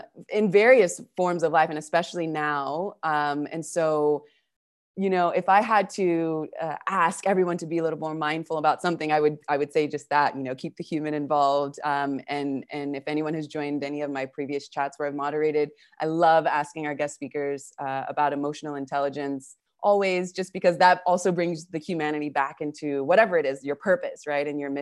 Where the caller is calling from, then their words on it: Argentina; So we've got, as I said, I'm calling from Argentina.